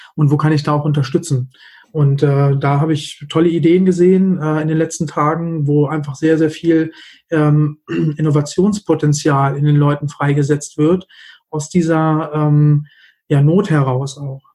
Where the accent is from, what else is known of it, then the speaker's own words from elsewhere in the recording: Hanover, Lower Saxony, Germany; komme aus Hannover